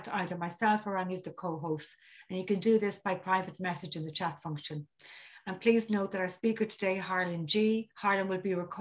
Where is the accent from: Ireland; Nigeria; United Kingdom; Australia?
Ireland; County Dublin, Leinster; I'm from County Dublin in Ireland